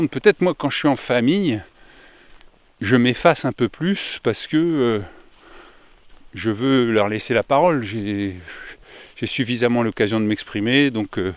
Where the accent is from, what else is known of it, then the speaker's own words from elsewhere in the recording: Grand Est, France; Tu m'accueillis dès le départ car je suis originaire de Meuse.